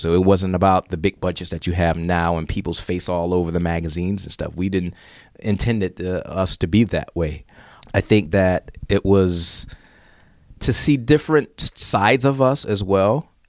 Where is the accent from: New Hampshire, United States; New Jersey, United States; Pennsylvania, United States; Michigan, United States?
Michigan, United States; Detroit; also born or lived in Europe; yeah, I'm from Detroit and my roots are still here. That's my inspiration.